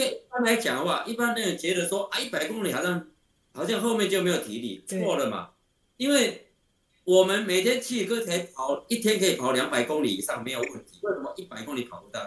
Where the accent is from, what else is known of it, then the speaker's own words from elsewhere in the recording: Taiwan; 我们台湾人